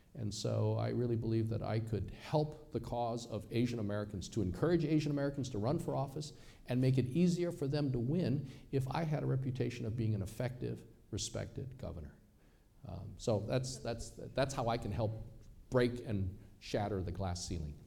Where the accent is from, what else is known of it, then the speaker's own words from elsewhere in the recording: China; also born or lived in Seattle; now in United States; I am from China.